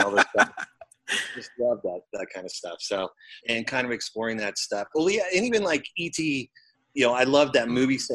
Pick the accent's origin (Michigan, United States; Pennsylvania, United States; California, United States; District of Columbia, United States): Pennsylvania, United States; Lancaster; I grew up in kind of southeast Pennsylvania, probably about an hour west of Philadelphia